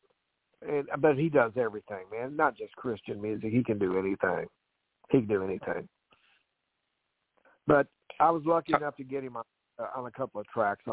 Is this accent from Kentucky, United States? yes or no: yes; Louisville, high school in Edmonton, Kentucky, United States; now in Glasgow, United States; I'm from Louisville originally